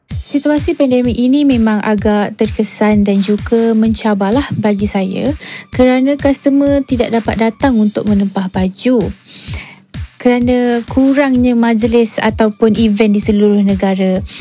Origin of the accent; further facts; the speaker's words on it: Petaling Jaya, Selangor, Malaysia; saya berasal dari Daman Saradamai Petaling Jaya, Selangor